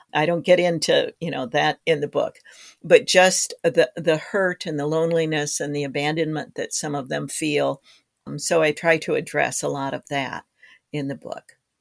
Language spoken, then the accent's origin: English; Harrisville, Michigan, United States; now in Wisconsin, United States; my hometown, which is Harrisville, Michigan, which is on Lake Huron